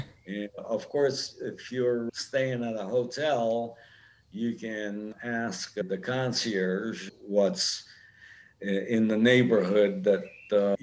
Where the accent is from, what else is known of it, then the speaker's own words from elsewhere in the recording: Rome, Lazio, Italy; I was born in Rome a long time ago. I grew up in Rome.